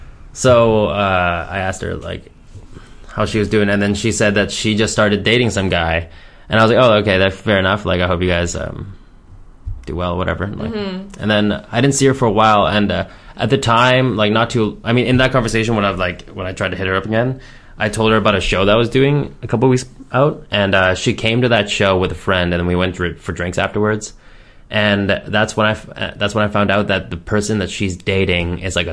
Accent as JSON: {"language": "English", "town": "Richmond", "country": "United States", "tie": "born or raised there", "said": "Like a lot of my hometown friends, like in Richmond"}